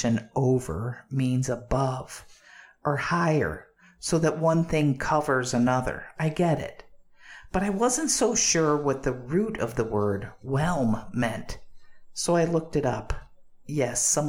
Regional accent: Chicago, Illinois, United States; I grew up in the Windy City, Chi-Town, Chicago

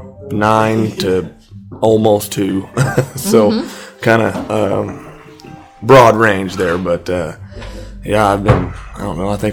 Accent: Pawhuska, Oklahoma, United States; I was born and raised here in Pawhuska

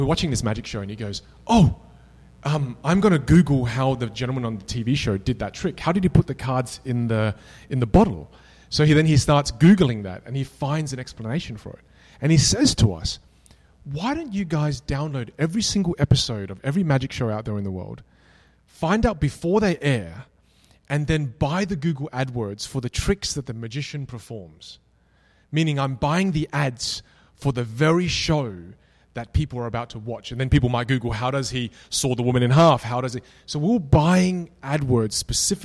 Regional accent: Australia; accent: Australian; now in United States; My background is Vietnamese. I was born in Australia. My wife is Malaysian, and we now live in the USA

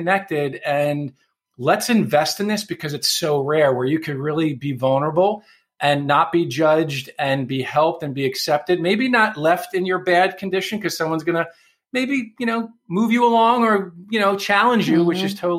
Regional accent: New York City, New York, United States; moved away; I'm from New York City originally, so I grew up around a lot of Italians

